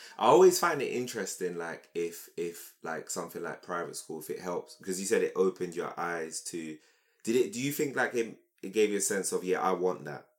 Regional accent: London, United Kingdom; Yeah, I'm from South. I grew up in Camberwell.

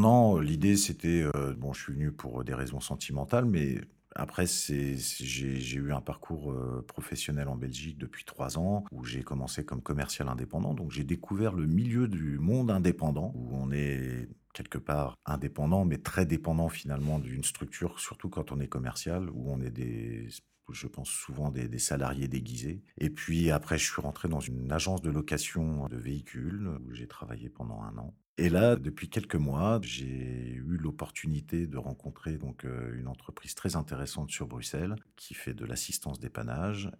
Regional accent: France; Je suis français

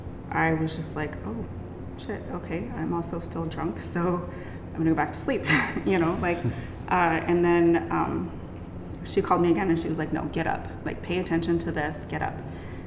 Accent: United States; they basically told me I was crazy for being out by myself, especially being an American and a woman.

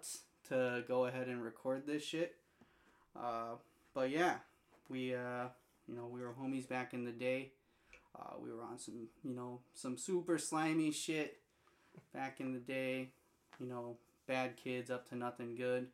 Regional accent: Minnesota, United States; also born or lived in San Diego, California; we're both primarily grew up in the Midwest, Minnesota

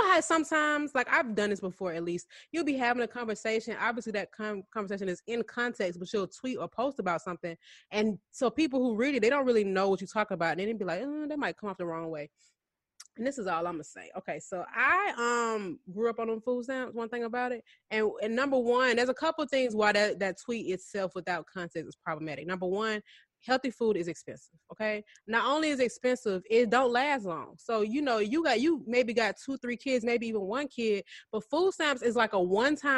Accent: Atlanta area, Georgia, United States; the closest one to where I grew up is in Sandy Springs

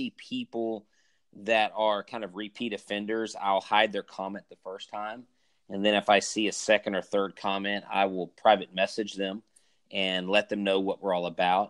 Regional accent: Houston, Texas, United States; Houston Astros growing up in Houston

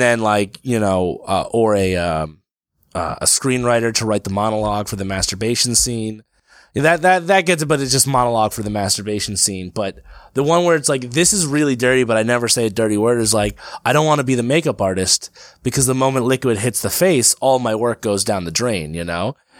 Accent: Brick, New Jersey, United States; also born or lived in Passaic, New Jersey / Lyndhurst, New Jersey; my hometown of Brick

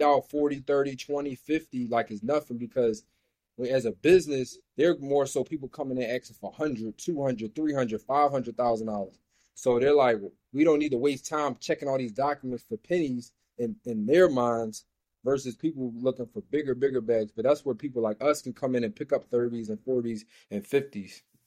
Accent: Philadelphia, Pennsylvania, United States; I'm from Philly

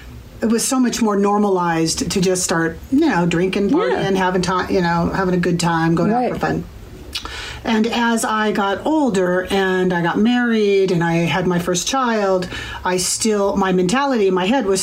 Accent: Bellevue, Washington, United States; Bellevue, Washington.

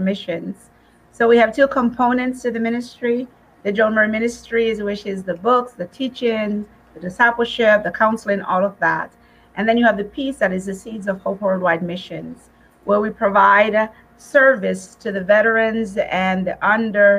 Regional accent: Jamaica; moved away; when I first came from Jamaica many years ago and I was in school, people would follow me everywhere so they could hear my accent.

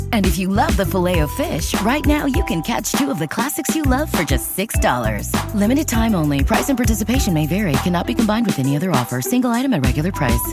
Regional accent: United States; being American

